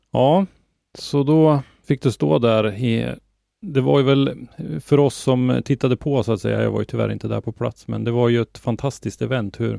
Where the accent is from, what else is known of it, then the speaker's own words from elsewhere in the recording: Norrland, Sweden; Jag kan ju som norrlänning tycka att det är roligt att eh, bucklan hamnar här uppe hos oss.